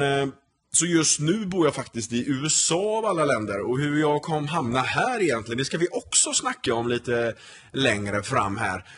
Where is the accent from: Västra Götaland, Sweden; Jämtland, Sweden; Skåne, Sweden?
Västra Götaland, Sweden; Gothenburg; moved away as an adult; also born or lived in Denmark / Örebro; now in United States; Jag är uppvuxen i Torslanda, så jag har spelat i Torslanda I K